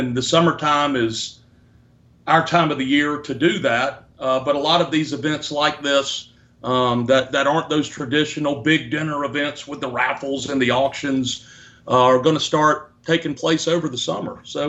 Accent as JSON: {"language": "English", "region": "Deep South", "country": "United States", "tie": "born or raised there", "said": "born and raised in the Deep South"}